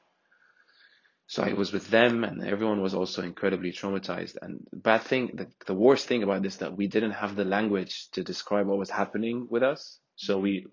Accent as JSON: {"language": "English", "country": "Syria", "also_born_or_lived": "Egypt", "moved": "as an adult", "said": "I'm from Syria."}